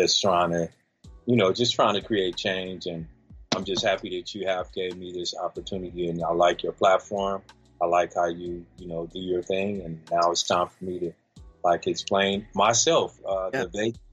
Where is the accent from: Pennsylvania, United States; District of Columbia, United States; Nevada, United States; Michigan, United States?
Nevada, United States; Las Vegas; also born or lived in California; I'm from California originally. I moved out here to Vegas when I was 5 years old.